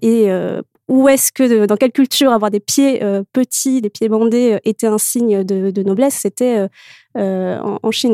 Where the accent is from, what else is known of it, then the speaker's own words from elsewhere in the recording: Morocco; moved away as an adult; j'ai grandi au Maroc mhm. euh, où j'ai vécu jusqu'à mes 18 ans.